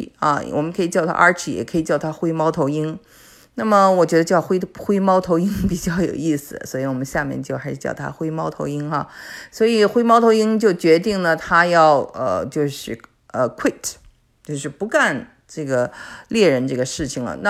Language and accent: Chinese; China; now in Canada; 因为我是我们是从中国过来的，所以呢，我觉得我还是很理解他。